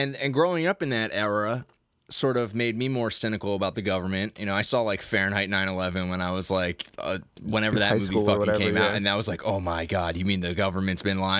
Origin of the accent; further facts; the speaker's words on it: United States; we're American.